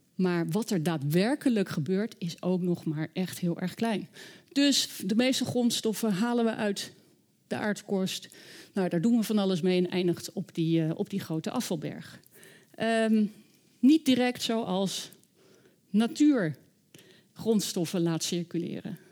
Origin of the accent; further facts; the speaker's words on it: The Hague, South Holland, Netherlands; Ik ben zelf opgegroeid in Den Haag